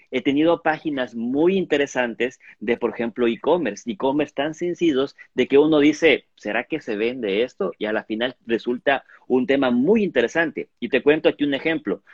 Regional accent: Ecuador; nosotros como ecuatorianos

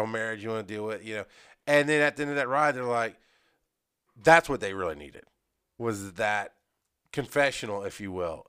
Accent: Athens, Georgia, United States; I was growing up in Athens. I was going to school in Athens.

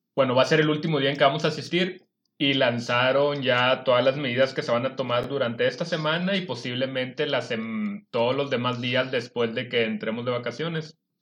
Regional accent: Mexico; todos los mexicanos

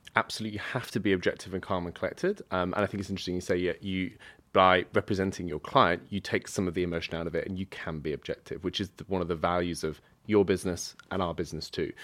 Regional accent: United Kingdom; I'm British

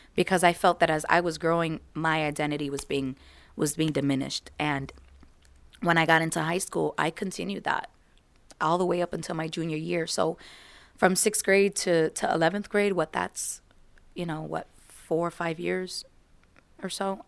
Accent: United States; I am American, so I was born and raised here in America

